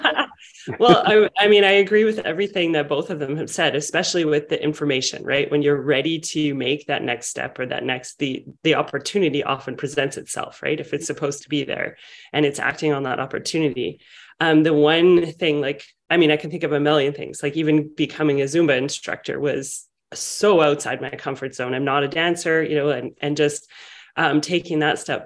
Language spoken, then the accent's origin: English; Vancouver, British Columbia, Canada; I'm from Vancouver, British Columbia